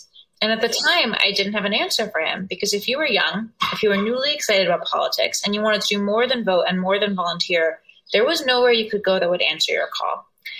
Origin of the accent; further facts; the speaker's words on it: Northern Virginia, United States; also born or lived in Chicago; So I was born and raised in Northern Virginia, right outside DC.